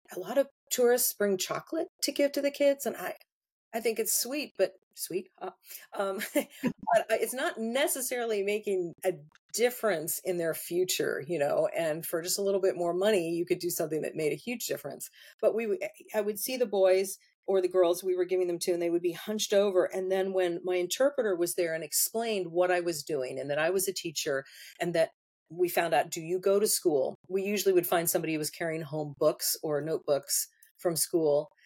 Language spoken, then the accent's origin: English; United States; I'm so spoiled by having all the amenities that I have as an American